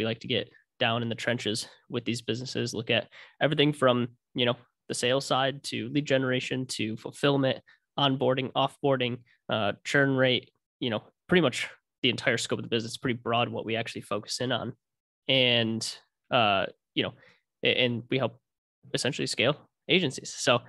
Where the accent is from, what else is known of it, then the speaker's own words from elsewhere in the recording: Ann Arbor, Michigan, United States; So, born and raised in Michigan, from Ann Arbor originally. So big U of M fan. And ended up moving to the west side of Michigan to Grand Rapids for school.